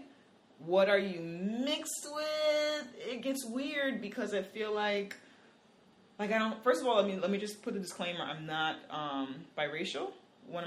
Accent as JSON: {"language": "English", "town": "New York City", "region": "New York", "country": "United States", "said": "I'm from the fucking Bronx"}